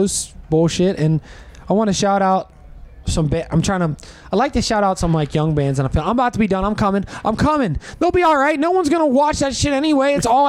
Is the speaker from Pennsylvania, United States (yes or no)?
yes; Pittsburgh, Pennsylvania, United States; I'm from Pittsburgh